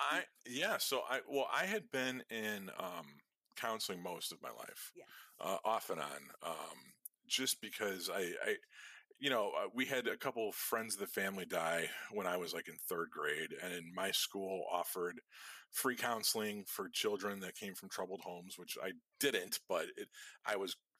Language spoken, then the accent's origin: English; Chicago, Illinois, United States; we're fucking Irish people on the south side of Chicago